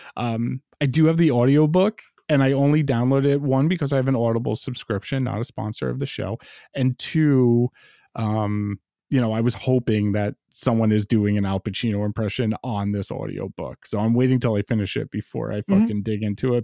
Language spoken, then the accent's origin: English; New York City, New York, United States; as a lifelong New Yorker